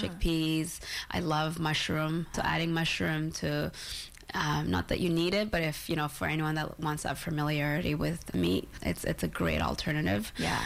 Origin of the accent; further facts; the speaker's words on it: Toronto, Ontario, Canada; also born or lived in Isiolo, Kenya; my early childhood, uh, growing up in Kenya and uh, also Toronto for 20 years